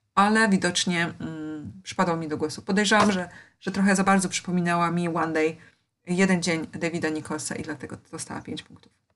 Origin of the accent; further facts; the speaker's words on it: Poland; ja wychowywałam się w Polsce